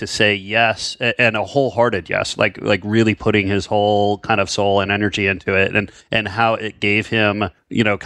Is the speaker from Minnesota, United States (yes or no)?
yes; Minnesota, United States; moved away as an adult; also born or lived in New York; I grew up in Minnesota and moved to New York